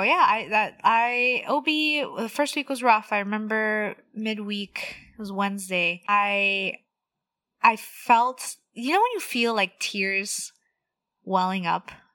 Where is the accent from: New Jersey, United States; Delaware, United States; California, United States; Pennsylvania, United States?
California, United States; Los Angeles; also born or lived in Orange County / Pomona; I was born and raised in the San Fernando Valley, not too far from where I'm working now